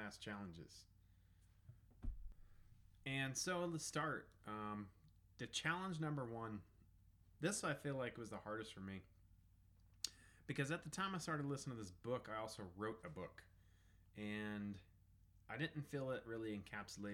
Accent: Southern Colorado, United States; I was raised in Southern Colorado

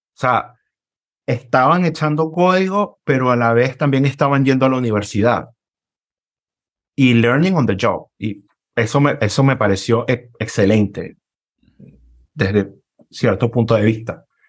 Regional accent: Caracas, Capital District, Venezuela; moved away; Vengo de Caracas, Venezuela

